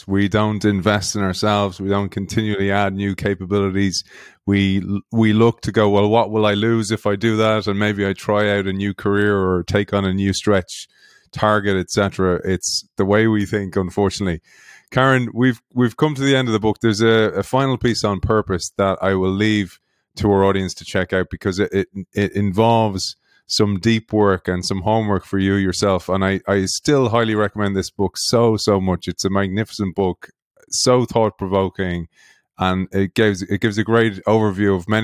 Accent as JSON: {"language": "English", "country": "Ireland", "said": "us Irish"}